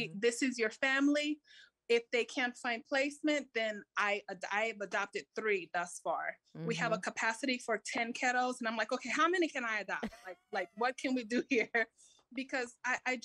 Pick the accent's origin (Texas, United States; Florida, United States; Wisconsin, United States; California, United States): California, United States; I was born here